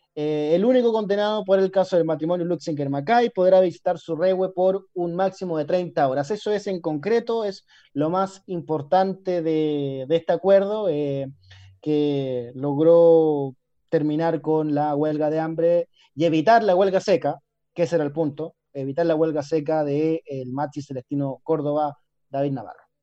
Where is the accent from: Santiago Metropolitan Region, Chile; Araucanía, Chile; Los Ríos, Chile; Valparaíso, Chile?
Araucanía, Chile; Temuco; soy de Temuco